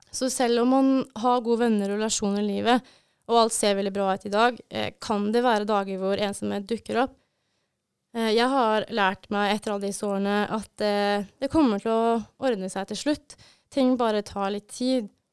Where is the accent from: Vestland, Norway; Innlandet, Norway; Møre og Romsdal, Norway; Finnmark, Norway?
Innlandet, Norway; Brumunddal; moved away as an adult; now in Bodø, Norway; jeg kommer fra Brumunddal.